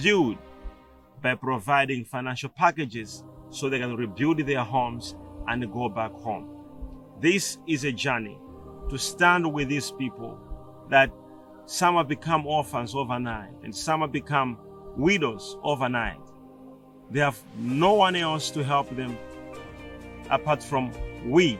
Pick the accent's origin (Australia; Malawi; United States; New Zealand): Malawi; We are from Malawi